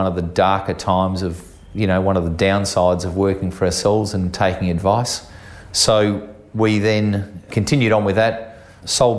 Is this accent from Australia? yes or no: yes; Geelong, Victoria, Australia; I grew up in Geelong as a youngster